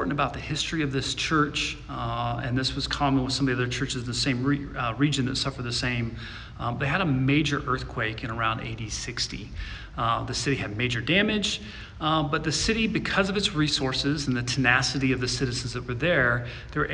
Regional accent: Midwest, United States; where I grew up in the Midwest

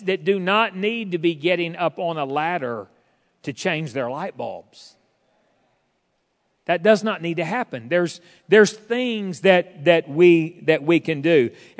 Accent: Fort Smith, Arkansas, United States; and we did not have a food pantry at the church I grew up in Fort Smith, but man, and my parents were not wealthy.

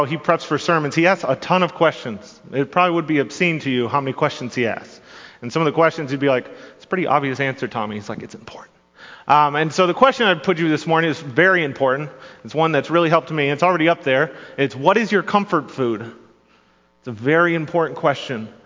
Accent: Grand Rapids, Michigan, United States; I grew up in Grand Rapids, Michigan, or surrounding areas

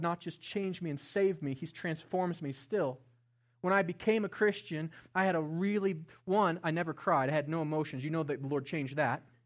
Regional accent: Estes Park, Colorado, United States; I grew up here in Estes Park, a small town, as a white boy, not in church

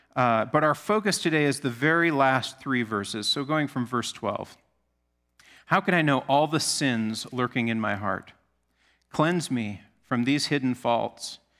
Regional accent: Alaska, United States; moved away; I grew up in Alaska.

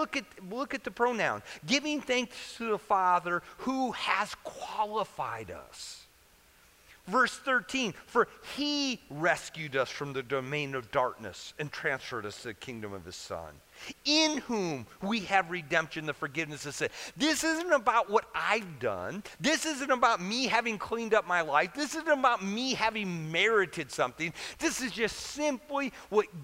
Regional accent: Central Illinois, United States; So I grew up in Central Illinois during grade school.

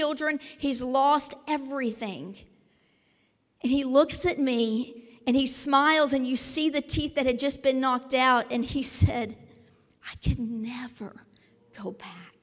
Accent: Southern Indiana, United States; also born or lived in Kentucky / Tulsa; I was born in Kentucky, raised here in Southern Indiana

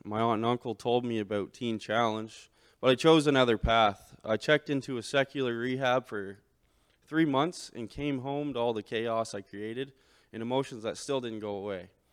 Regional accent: St. Stephen, New Brunswick, Canada; I was born and raised in Saint Stephen, New Brunswick.

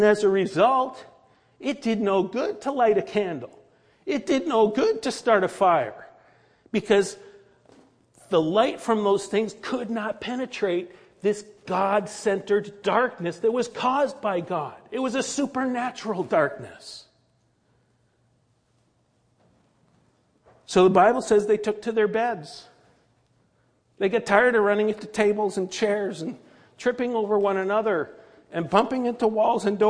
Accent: Connecticut, United States; moved away as an adult; I grew up in Connecticut.

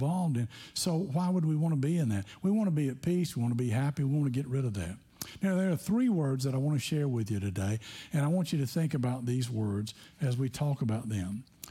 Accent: Tennessee, United States; growing up in Tennessee

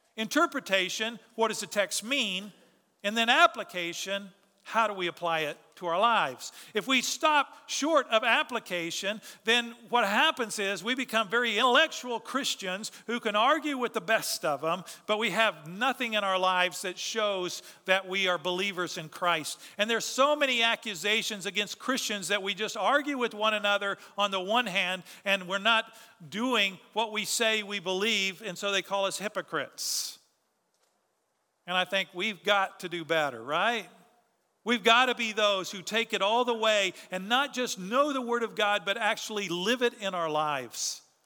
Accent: Texas, United States; we're proud to be Texan

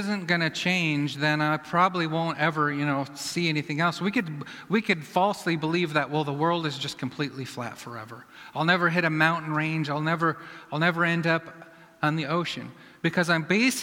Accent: Iowa, United States; I'm from Iowa

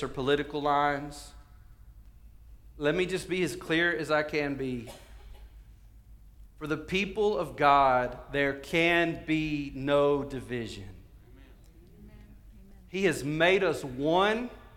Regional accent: the South, United States; we're from the South

